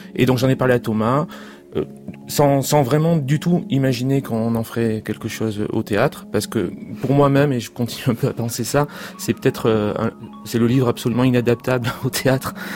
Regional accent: Pau, Nouvelle-Aquitaine, France; je suis né à Pau

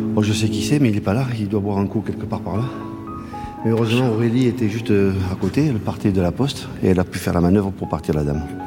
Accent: Le Mas-d'Agenais, Nouvelle-Aquitaine, France; ça fait 60 ans que je le vois, parce que je suis né au Mas. J'étais enfant de cœur ici

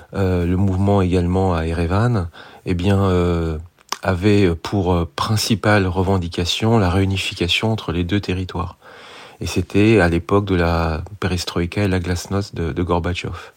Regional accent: France; je suis français

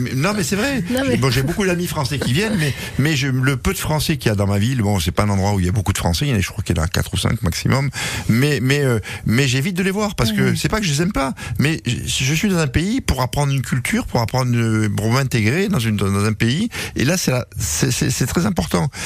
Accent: France; moved away; je suis français. Euh, moi, on m'appelle le français

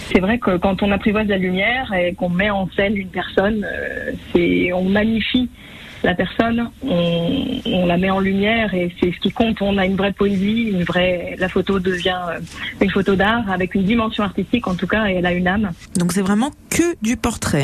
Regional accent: Savoie, Auvergne-Rhône-Alpes, France; j'ai grandi en Savoie

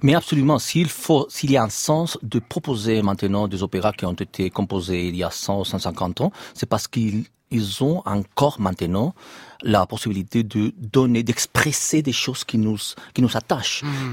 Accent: Barcelona, Catalonia, Spain; French is a second language; now in Madrid, Spain; je suis de Barcelone, je suis catalan, je travaille à Madrid

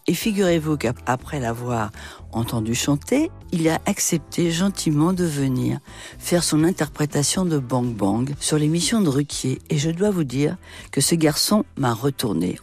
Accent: France; moved away; also born or lived in New York, United States; quand on est français

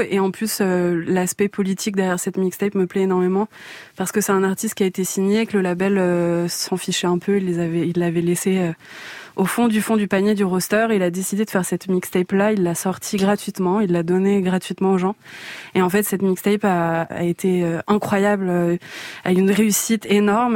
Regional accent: France; je suis née en France

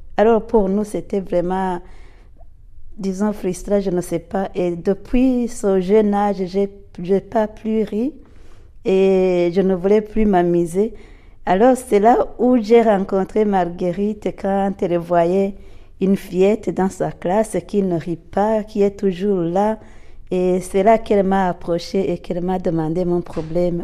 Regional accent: Burundi; je suis burundaise

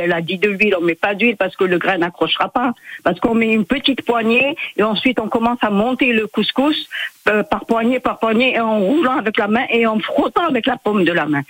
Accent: Mostaganem, Mostaganem Province, Algeria; moved away; je suis de Mostaganem, on est juste à côté, on est à 80 km

